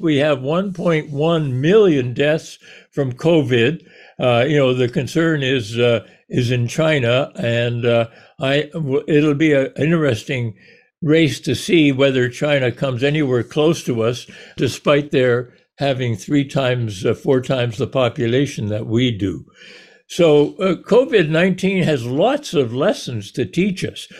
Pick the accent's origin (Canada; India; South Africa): Canada; now in United States; I was born in Canada. I chose to ca-, to come down here